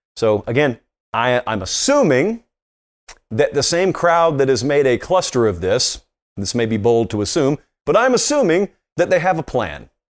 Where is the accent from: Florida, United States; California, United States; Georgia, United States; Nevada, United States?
Georgia, United States; Columbus; I'm growing up in Columbus, Georgia